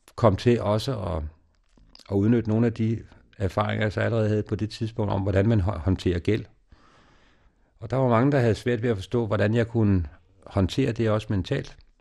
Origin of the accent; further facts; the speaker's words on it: Denmark; also born or lived in Ethiopia; hjemme i Danmark